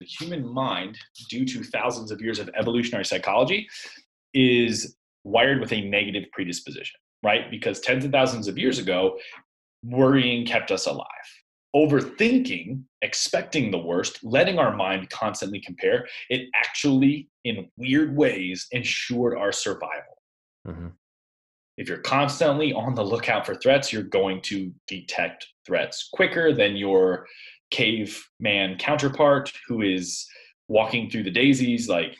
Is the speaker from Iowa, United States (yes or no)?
yes; Iowa, United States; I'm from Iowa.